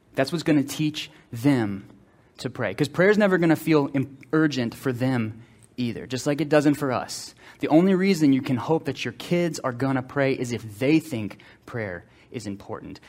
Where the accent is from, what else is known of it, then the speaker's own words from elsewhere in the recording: Slidell, Louisiana, United States; we grew up in Slidell